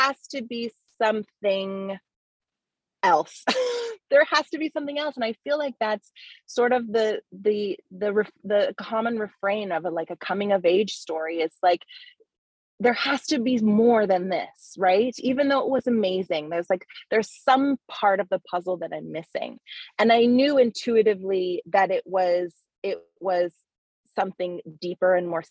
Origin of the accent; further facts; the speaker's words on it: Hawaii, United States; moved away as an adult; also born or lived in Canada / New York City; I was actually born in Canada. And then we moved to Hawaii when I was a kid. So Hawaii is really like, you know, that's where my blood, sweat, and tears of like the pains of adolescence are. So that's my home. So I grew up in Hawaii